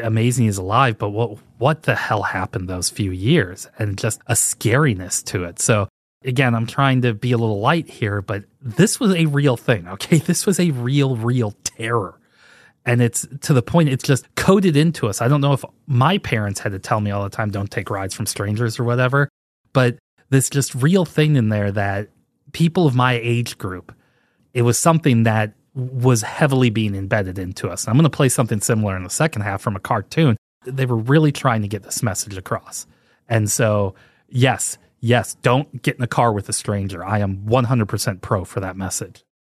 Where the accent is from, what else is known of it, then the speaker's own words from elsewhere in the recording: St. Louis, Missouri, United States; I grew up in Saint Louis, Missouri